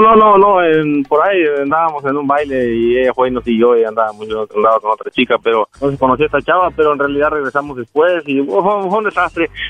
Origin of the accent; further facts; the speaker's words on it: Jalisco, Mexico; moved away; also born or lived in Guerrero; nací en Guerrero, me crié en Jalisco, pero nací en Guerrero